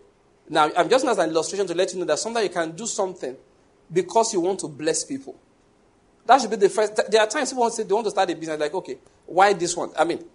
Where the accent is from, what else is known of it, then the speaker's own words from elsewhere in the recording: Lagos, Nigeria; now in Enugu, Nigeria; I came from Lagos where the cross wasn't too far from me.